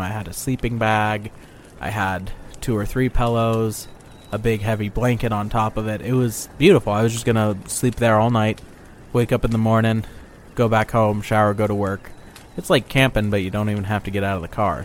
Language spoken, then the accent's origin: English; Boise, Idaho, United States; I'm from Boise, Idaho.